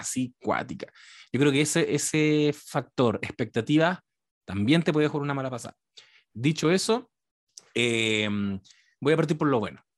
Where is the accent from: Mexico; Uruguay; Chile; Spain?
Chile; yo soy el chileno post triunfo de la izquierda